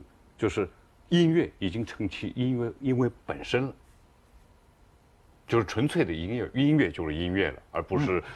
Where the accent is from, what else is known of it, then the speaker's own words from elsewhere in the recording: China; 我们中国人是最善于跟天沟通的，